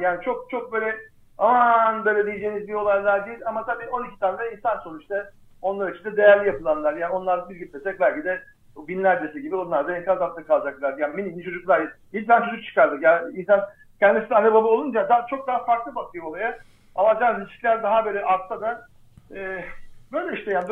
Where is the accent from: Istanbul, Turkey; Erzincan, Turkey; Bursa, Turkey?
Erzincan, Turkey; ben mesela Erzincanlıyım